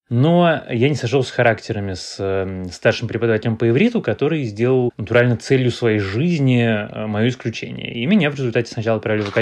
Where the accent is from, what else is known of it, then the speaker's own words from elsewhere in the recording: Moscow, Russia; born there; Коренной, кажется, это много поколений. Нет, я не коренной москвич.